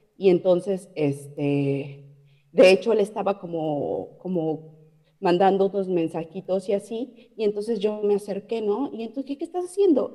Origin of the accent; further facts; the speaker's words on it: Mexico City, Mexico; moved away as an adult; also born or lived in Playa del Carmen, Mexico / Quebec, Canada; now in Ontario, Canada; yo de la Ciudad de México